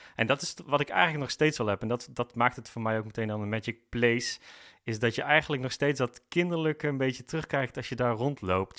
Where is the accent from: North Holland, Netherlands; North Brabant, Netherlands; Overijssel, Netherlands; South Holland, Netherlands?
North Brabant, Netherlands; moved away as an adult; now in Amersfoort, Netherlands; ik kom zelf oorspronkelijk uit Brabant. Daar heb ik eigenlijk het grootste gedeelte van mijn leven gewoond